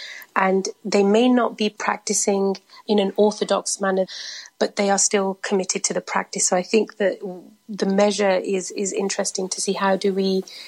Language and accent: English; United Kingdom; I am a British-born Sikh, you can say. And my parents, they immigrated from India in the 70s. So I had this hybrid connection with culture, the country I was living in, and with my faith. I don't come from a predominantly religious background.